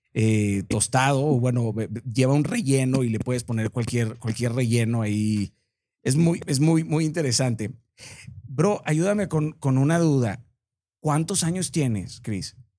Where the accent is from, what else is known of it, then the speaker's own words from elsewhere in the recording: Mazatlán, Sinaloa, Mexico; Yo soy de Mazatlán